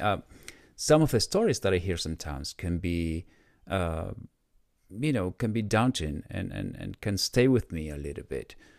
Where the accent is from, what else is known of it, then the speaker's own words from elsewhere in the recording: Argentina; moved away as an adult; now in United States; I was born in Argentina, and in my twenties, I decided to move to the U S.